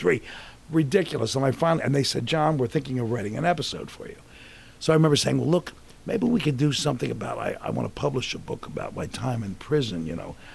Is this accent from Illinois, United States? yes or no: no; Philadelphia, Pennsylvania, United States; I'm from Philly